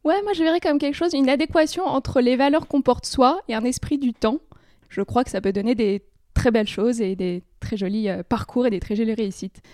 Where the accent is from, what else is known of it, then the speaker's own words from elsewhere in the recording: France; j'ai un papa immigré, je suis né en France